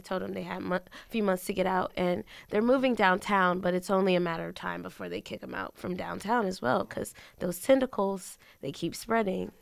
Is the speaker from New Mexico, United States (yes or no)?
no; Bridgeport, Connecticut, United States; moved away as an adult; now in Richmond, United States; I was raised in Bridgeport, Connecticut